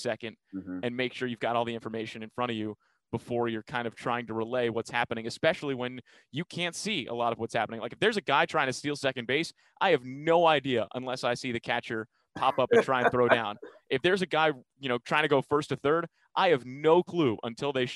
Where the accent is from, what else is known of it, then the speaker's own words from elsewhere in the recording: New York, United States; moved away as an adult; now in Omaha, United States; growing up in New York